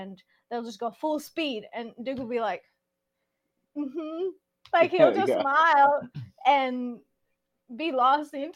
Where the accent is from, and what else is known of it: Mexico; accent: Mexican; English is a second language; moved away